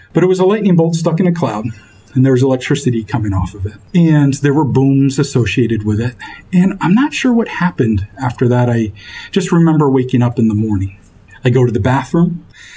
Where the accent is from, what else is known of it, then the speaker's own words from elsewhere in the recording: Fort Kent, Maine, United States; also born or lived in Bar Harbor, Maine; I grew up in Fort Kent, and we lived on Main Street.